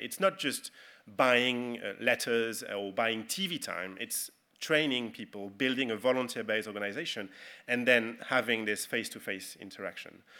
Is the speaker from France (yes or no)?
yes; France; accent: French; English is a second language; I'm a Frenchman